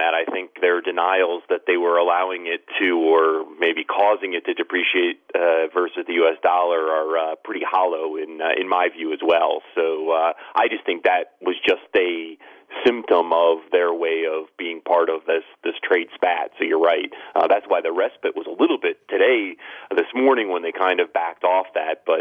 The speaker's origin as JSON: {"language": "English", "region": "Ohio", "country": "United States", "moved": "yes", "lives_now": "Philadelphia, United States", "said": "I'm originally from Ohio"}